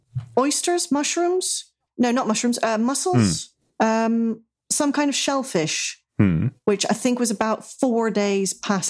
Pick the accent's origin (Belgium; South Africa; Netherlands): Netherlands; Jonathan persists in calling me Danish, even though I am from the Netherlands.